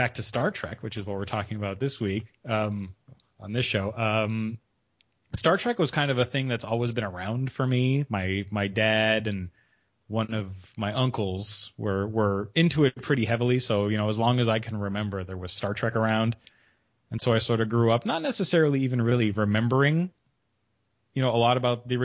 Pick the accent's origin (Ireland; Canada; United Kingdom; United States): Canada; I'm Canadian